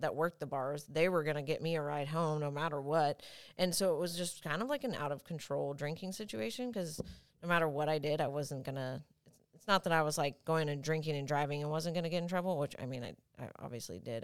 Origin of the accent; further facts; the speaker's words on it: Franklin, Tennessee, United States; moved away; also born or lived in San Bernardino, California / Temecula, California; at three years old, we moved to Franklin, and I grew up there my whole life